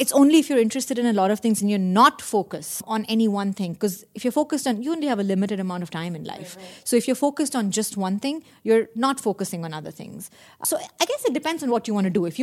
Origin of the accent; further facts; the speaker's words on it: Delhi, India; moved away as an adult; also born or lived in Austin, Texas, United States; now in United States; I'm from India. I spent my early years growing up in Delhi